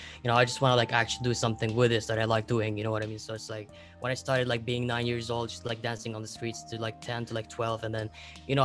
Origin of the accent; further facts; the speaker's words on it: Lebanon; I'm from Lebanon